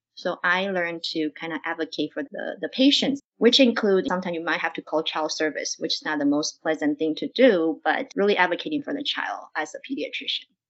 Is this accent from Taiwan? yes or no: yes; Taiwan; moved away as an adult; also born or lived in Cleveland, Ohio; now in Oregon, United States; I'm actually from Taiwan and I finished my undergrad in Taiwan